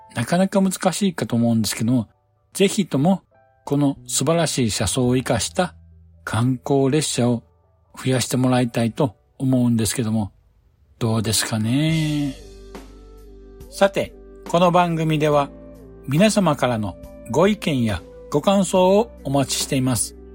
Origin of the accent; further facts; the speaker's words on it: Kansai, Japan; 私が住んでいる関西地方